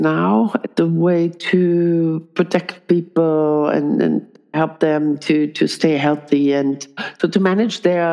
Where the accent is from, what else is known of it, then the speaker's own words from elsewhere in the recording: Berlin, Germany; now in Switzerland; It's my hometown, my favorite town, and I miss Berlin and the spirit there